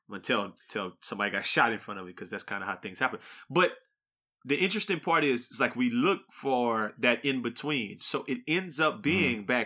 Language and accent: English; Acadiana, Louisiana, United States; Where we grew up in the Acadiana area, there is the exact same problem as Dallas.